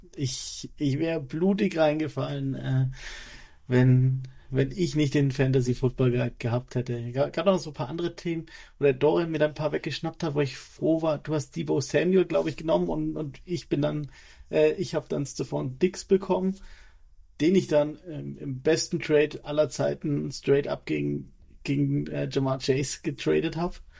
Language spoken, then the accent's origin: German; Erlangen, Bavaria, Germany; also born or lived in Nuremberg; gebürtig komme ich aus Erlangen